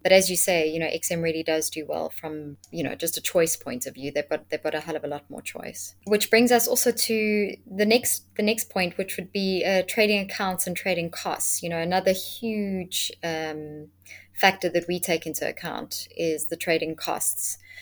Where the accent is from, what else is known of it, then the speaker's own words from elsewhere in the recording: South Africa; being a South African myself